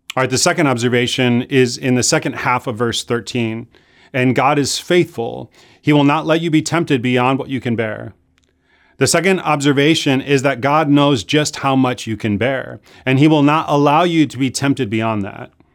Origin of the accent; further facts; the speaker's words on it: Chicago, Illinois, United States; moved away; I grew up in Chicago